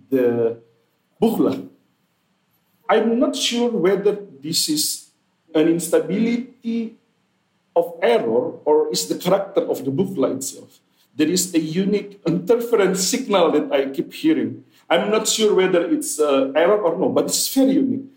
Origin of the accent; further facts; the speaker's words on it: Indonesia; I come from Indonesia.